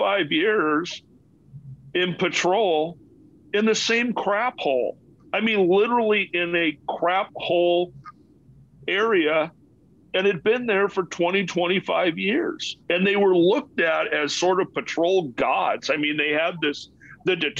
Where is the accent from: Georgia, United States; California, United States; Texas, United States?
California, United States; Los Angeles; growing up in Los Angeles